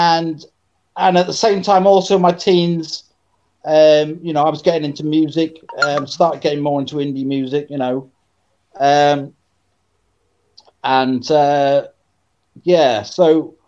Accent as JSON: {"language": "English", "town": "Bridgend", "region": "Wales", "country": "United Kingdom", "tie": "born or raised there", "also_born_or_lived": "Zimbabwe / Cardiff", "said": "I grew up in Bridgend. I was actually born in Zimbabwe"}